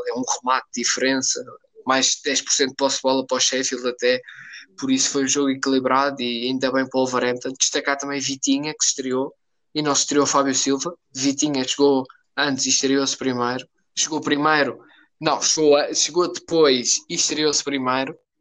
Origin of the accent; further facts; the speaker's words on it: Portugal; Como português